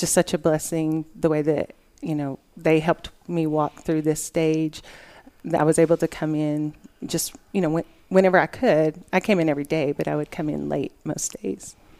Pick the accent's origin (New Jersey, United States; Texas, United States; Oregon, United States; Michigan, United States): Texas, United States; Lubbock; I've lived in Lubbock all my life